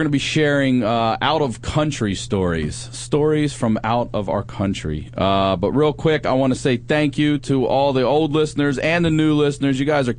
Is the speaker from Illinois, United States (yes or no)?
no; Maryland, United States; You say I'm from Maryland and they go, where, Boston?